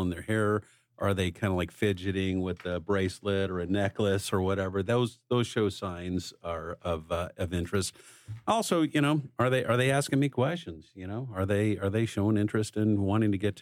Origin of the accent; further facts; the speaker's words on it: Dallas, Texas, United States; moved away as an adult; also born or lived in Chicago; I grew up in the Dallas area for a while back in my mid-20s, I relocated to Chicago for a work assignment